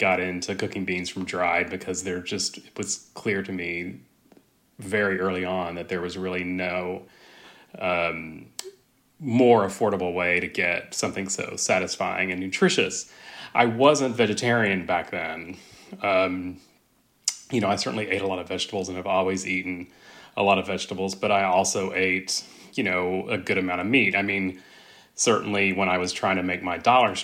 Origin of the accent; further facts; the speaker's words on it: West Texas, United States; also born or lived in Austin, Texas; I grew up in West Texas